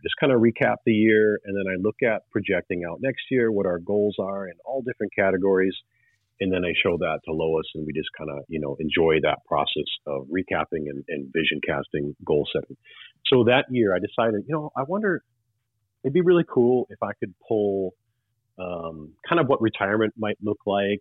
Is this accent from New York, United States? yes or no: no; Wisconsin, United States; I'm from Wisconsin